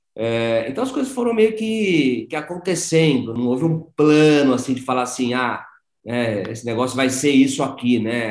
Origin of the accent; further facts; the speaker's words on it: São Paulo, Brazil; moved away as an adult; also born or lived in Piracicaba; eu sou paulistano, né? Sou de São Paulo, mas optei por vir para Piracicaba e fazer agronomia